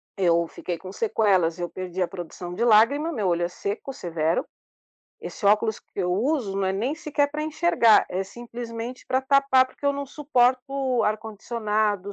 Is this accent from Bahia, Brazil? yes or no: no; São Paulo, Brazil; nascida e criada em São Paulo, vivo